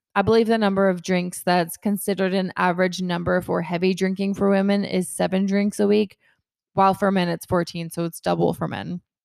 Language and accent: English; Kennesaw, Georgia, United States; I'm from Kennesaw, Georgia.